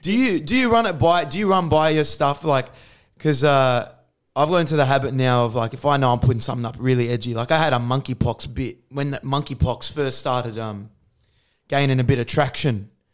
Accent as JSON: {"language": "English", "country": "Australia", "said": "I actually love being Australian. I think it's, I think we live in the best country in the world"}